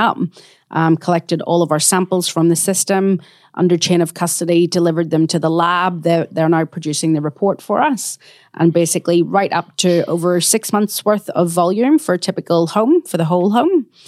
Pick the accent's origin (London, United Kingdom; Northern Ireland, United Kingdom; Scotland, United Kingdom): Northern Ireland, United Kingdom; Belfast; moved away as an adult; also born or lived in New Zealand / Australia; now in Perth, Australia; I'm from Belfast in Northern Ireland, and my parents immigrated out to New Zealand and then Australia when I was six months